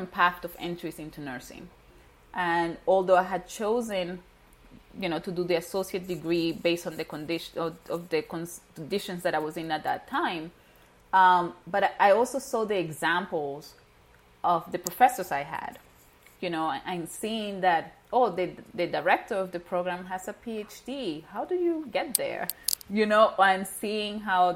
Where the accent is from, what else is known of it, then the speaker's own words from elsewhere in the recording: Venezuela; moved away; I was born and raised in Venezuela. My parents are Haitian